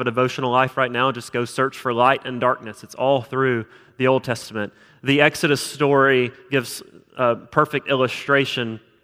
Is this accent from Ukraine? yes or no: no; South Alabama, United States; moved away as an adult; also born or lived in Utah; now in Huntsville, United States; I'm from South Alabama